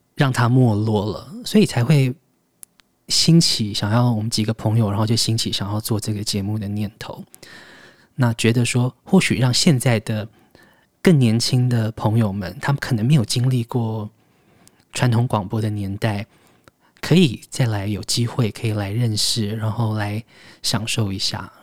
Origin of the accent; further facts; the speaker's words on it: Taiwan; 这是我的，我的故乡